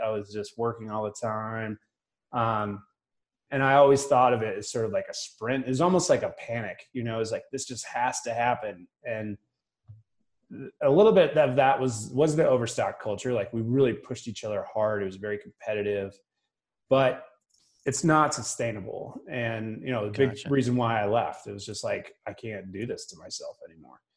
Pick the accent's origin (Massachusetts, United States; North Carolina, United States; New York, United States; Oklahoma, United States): Massachusetts, United States; Boston; also born or lived in New Hampshire; now in Park City, United States; I grew up in Boston, South Shore of Boston